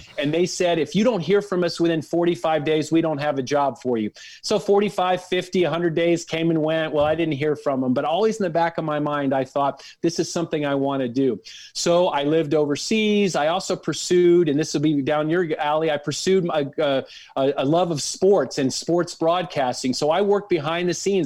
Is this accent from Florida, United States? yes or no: no; Dallas, Texas, United States; I grew up in North Dallas